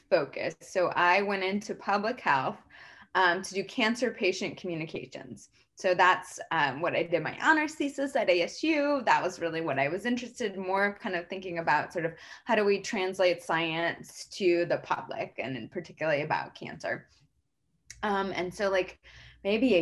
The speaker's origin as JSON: {"language": "English", "region": "Arizona", "country": "United States", "tie": "born or raised there", "said": "I grew up in Arizona"}